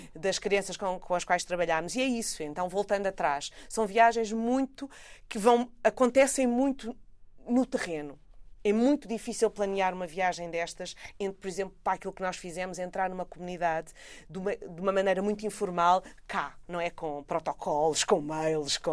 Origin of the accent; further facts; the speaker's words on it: Portugal; são de onde eu venho, não é? o lugar urbano, neste caso portuguesa, eh, europeia